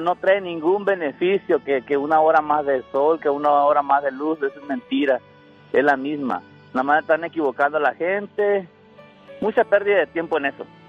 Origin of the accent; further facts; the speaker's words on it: Chiapas, Mexico; moved away; Soy del estado de Chiapas